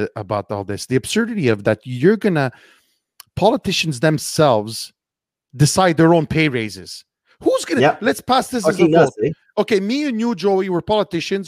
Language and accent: English; Montreal, Quebec, Canada; I'm ashamed to be a Montrealer